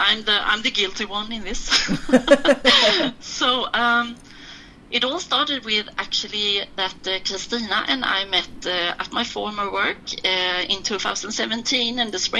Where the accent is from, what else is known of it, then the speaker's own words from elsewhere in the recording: Malmö, Skåne, Sweden; now in Stockholm, Sweden; That's actually my hometown, Malmo.